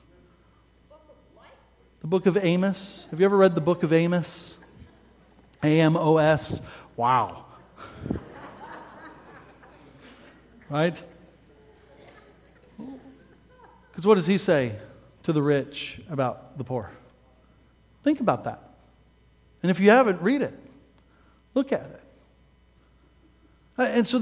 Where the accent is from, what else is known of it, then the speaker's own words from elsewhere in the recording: Midwest, United States; I'm from the Midwest, meat and taters all the way